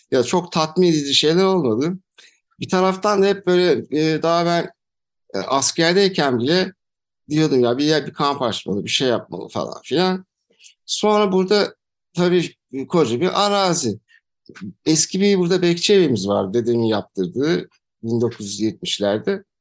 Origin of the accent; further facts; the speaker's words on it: Antalya, Turkey; Antalya doğumluyum. E, ailem de Antalya'lı. Babam e, aslı muhacir olarak geçer ama e, Antalya doğumlu, kale içinde doğumlu bir e, kişiyim.